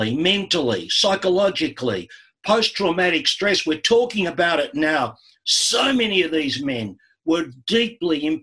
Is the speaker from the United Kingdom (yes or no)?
no; Coburg, Victoria, Australia; I grew up in Coburg near the Merri Creek